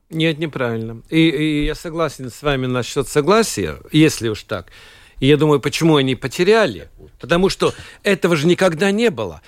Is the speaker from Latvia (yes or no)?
yes; Latvia; я латыш